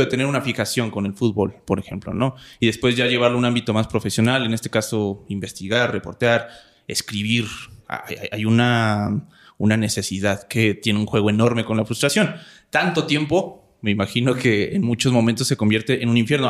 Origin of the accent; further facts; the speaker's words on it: Coacalco, State of Mexico, Mexico; yo soy de Cuacalco, de Cuacalco, ya ni sé decir bien el nombre de mi municipio. Yo vengo de allá, yo crecí allá